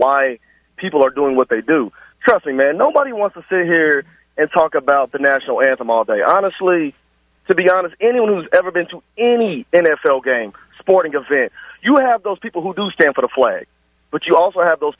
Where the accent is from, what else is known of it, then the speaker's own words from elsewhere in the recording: Louisville, Kentucky, United States; I'm from West End, Louisville